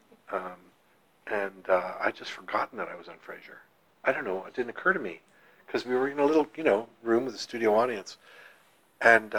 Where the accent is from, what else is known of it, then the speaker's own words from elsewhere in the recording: Ottawa, Ontario, Canada; also born or lived in Toronto; I was an actor in my hometown of Ottawa, and then in Toronto as a young actor.